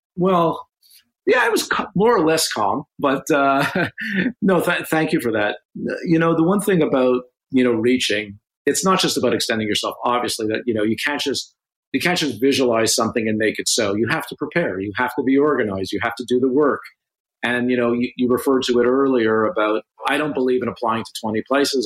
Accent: Canada; as a Canadian

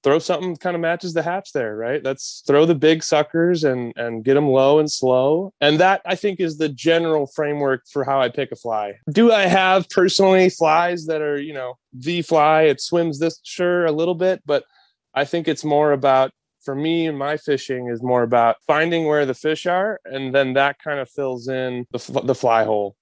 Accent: Wisconsin, United States; I grew up in Wisconsin, dad and uncle taking me to the North Woods

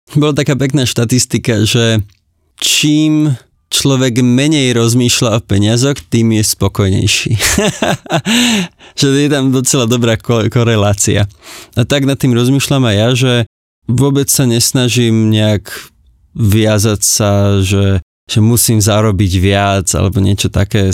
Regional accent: Slovakia; moved away as an adult; also born or lived in Oxford, United Kingdom

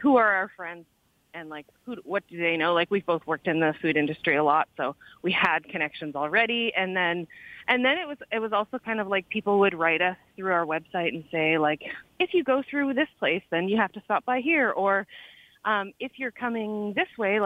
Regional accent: Ontario, Canada; moved away; also born or lived in New Brunswick / British Columbia; I'm from Ontario and went to school in New Brunswick

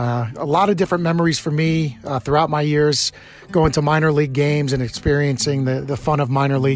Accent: Hawaii, United States; I grew up in Hawaii, actually. And at that point in the mid-1980s, when I was 6, 7 years old

